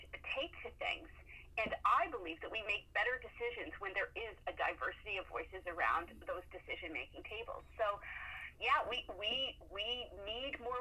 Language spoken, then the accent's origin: English; near London, Ontario, Canada; now in Moncton, Canada; I grew up near London, Ontario